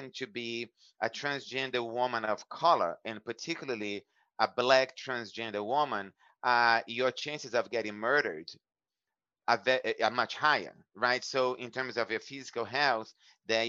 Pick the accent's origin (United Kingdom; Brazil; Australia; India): Brazil; moved away as an adult; now in United States; growing up in Brazil